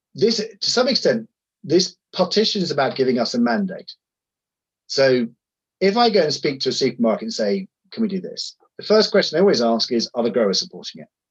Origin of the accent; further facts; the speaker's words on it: Sussex, South East England, United Kingdom; I grew up in the Sussex countryside